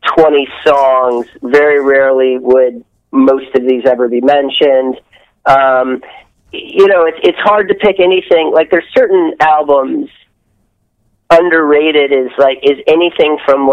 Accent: outside Detroit, Michigan, United States; moved away as an adult; also born or lived in Columbia, Missouri; I grew up outside of Detroit

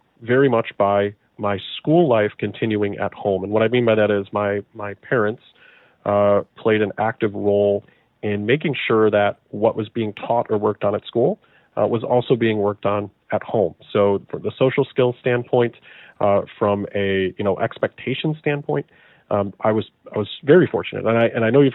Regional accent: Chicago, Illinois, United States; So I'm from Chicago. I'm from the suburbs of Chicago, so a very, very large metro area.

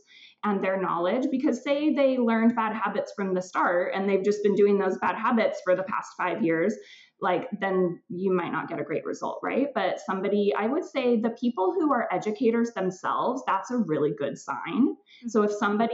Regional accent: California, United States; now in Vancouver, Canada; I grew up in California.

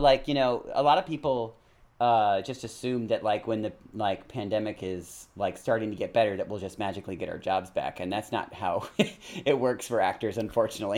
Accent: California, United States; I grew up in California

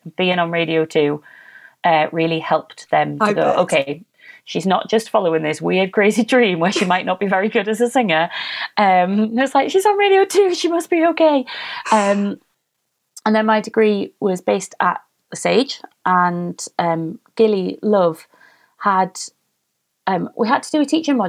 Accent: United Kingdom; because we're British and we don't like to celebrate ourselves.

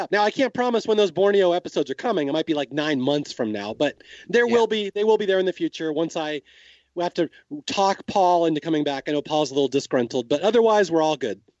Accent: Australia; I'm from Australia. I love it.

